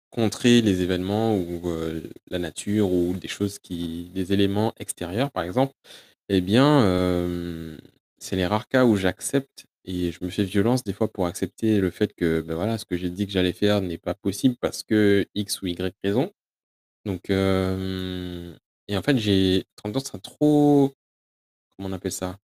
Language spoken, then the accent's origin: French; United Kingdom; accent: English; French is a second language; c'est mon accent, Je suis obligé de vous expliquer comment ça s'écrit parce que l'accent anglais Peut-être que vous ne l'avez pas tous